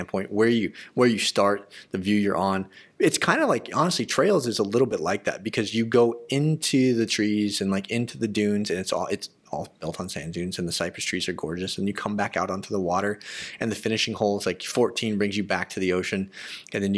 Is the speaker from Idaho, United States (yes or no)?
no; Arizona, United States; I grew up in Arizona